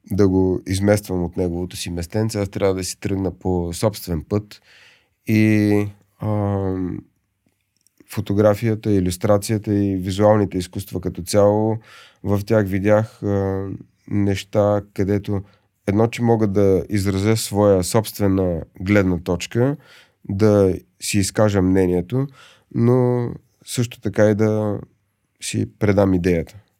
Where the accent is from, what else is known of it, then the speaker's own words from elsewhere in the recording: Pleven, Pleven Province, Bulgaria; Аз съм от Плевен.